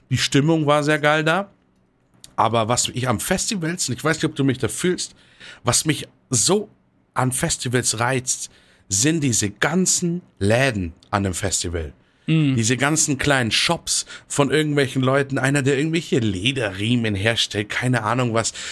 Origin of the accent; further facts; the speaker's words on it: Munich, Bavaria, Germany; klar, ich als Münchner habe ich natürlich noch einen Vorteil, ich kann halt jeden Tag hinfahren und wieder zurückfahren.